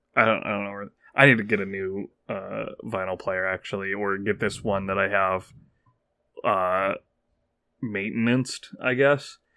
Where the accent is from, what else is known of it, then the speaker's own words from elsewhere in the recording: United States; I'm an American